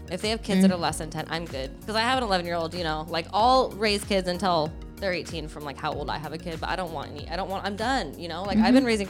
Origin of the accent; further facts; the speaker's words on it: Greece; So I like olives. I'm from Greece.